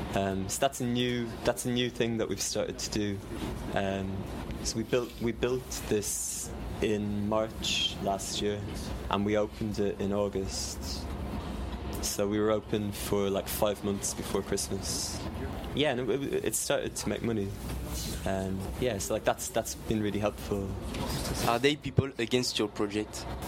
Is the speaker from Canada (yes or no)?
no; Ireland; now in London, United Kingdom; I'm from Ireland, and I'm used to. I was used to growing food and gardening